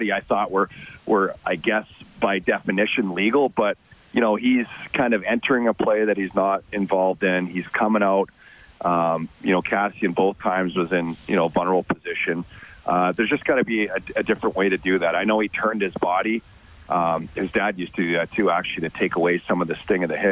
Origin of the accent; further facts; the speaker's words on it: Red Deer, Alberta, Canada; I grew up in Red Deer